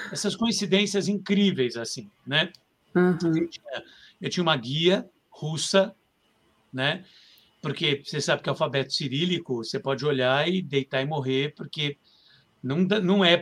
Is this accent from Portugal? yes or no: no; Brazil; now in Russia; eu faço sobre figurinos e tal, eu vim do Brasil.